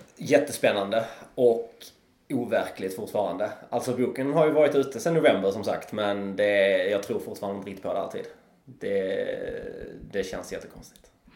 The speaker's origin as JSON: {"language": "Swedish", "town": "Trelleborg", "region": "Skåne", "country": "Sweden", "also_born_or_lived": "Karlskrona", "lives_now": "Malmö, Sweden", "said": "jag är här nerifrån. Jag kom från Trelleborg ursprungligen men har bott och levt väldigt mycket i Malmö."}